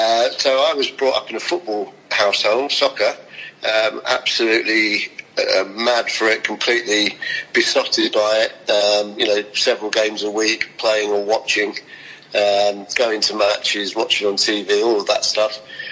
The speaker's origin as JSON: {"language": "English", "town": "St Albans", "region": "East of England", "country": "United Kingdom", "tie": "born or raised there", "said": "I was brought up in Hertfordshire, just north of London, which is... in a town called St Albans, or a city called St Albans, which had no rugby league whatsoever"}